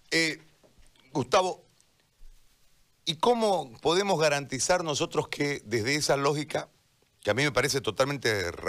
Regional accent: Bolivia; ¿cómo podemos garantizar como bolivianos que después de haber salido a las calles, después de haber denunciado el fraude, después de todo lo que pasó

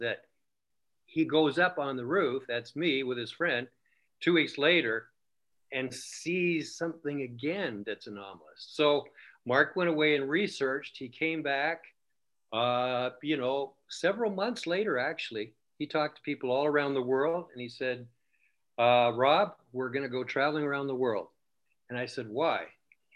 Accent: Canada; we're from Canada

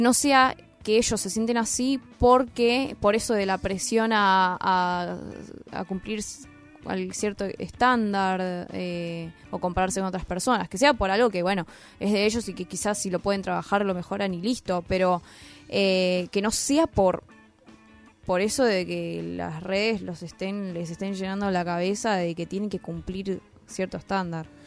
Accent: San Isidro, Buenos Aires Province, Argentina; nací en Capital y viví en San Isidro

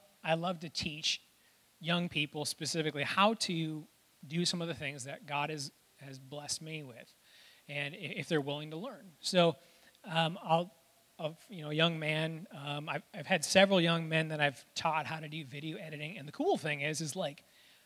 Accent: Reed City, Michigan, United States; I grew up in Reed City

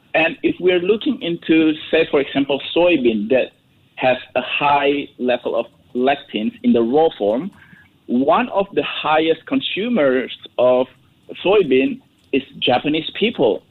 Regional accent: Indonesia; I'm from Indonesia

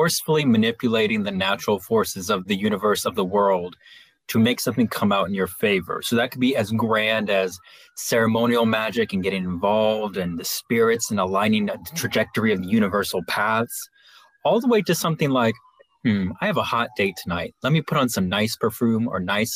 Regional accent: Los Angeles, California, United States; I grew up in Los Angeles

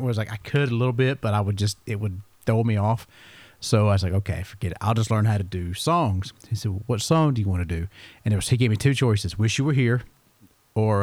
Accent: Eatonton, Georgia, United States; I was born in Putnam County in Eatonton

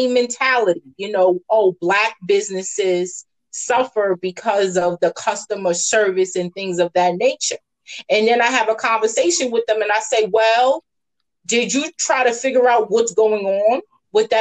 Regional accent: New York City, New York, United States; now in Atlanta, United States; I'm born and raised in the Bronx and Staten Island

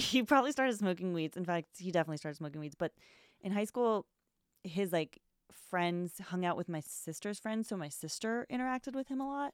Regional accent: California, United States; moved away as an adult; also born or lived in Austin, Texas; now in New York, United States; I'm from California.

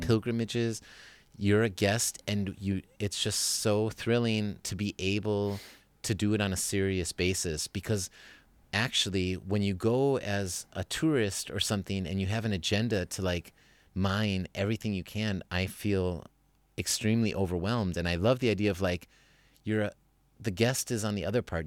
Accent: Wisconsin, United States; moved away as an adult; now in Germany; I'm coming from Wisconsin

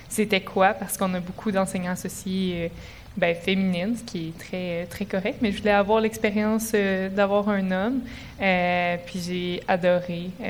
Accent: Sherbrooke, Quebec, Canada; je suis native de Sherbrooke.

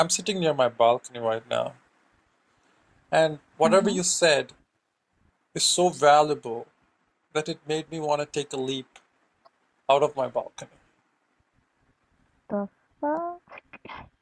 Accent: Dubai, United Arab Emirates; I'm from a very dry desert with a lot of tall buildings called Dubai

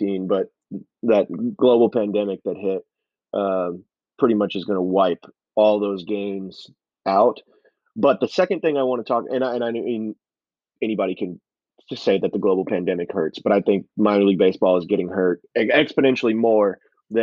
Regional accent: Houston, Texas, United States; now in Peoria, United States; I'm from Houston

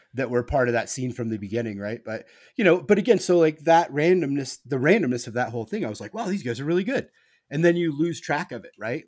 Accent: Nebraska, United States; I grew up in Nebraska

